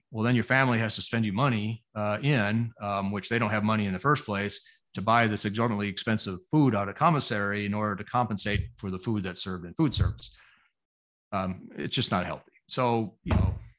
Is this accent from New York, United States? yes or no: no; Arizona, United States; Arizona, my home state